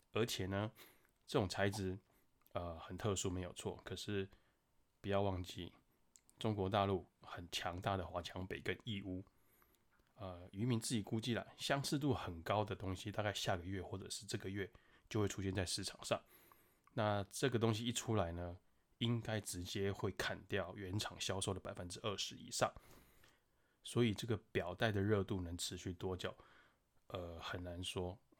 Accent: Taiwan; 我们台湾人真的很有钱

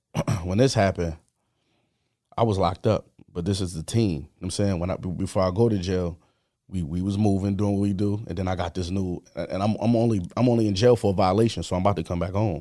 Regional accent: Buffalo, New York, United States; was born on Montana Avenue on the east side

